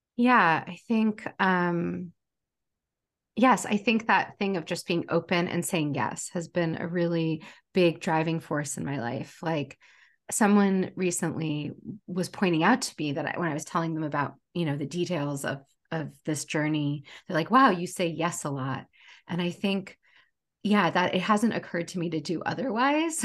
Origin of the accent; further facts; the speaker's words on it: United States; also born or lived in Portland, Oregon; I was born later, I was born here in the United States. Um, I was the firstborn in America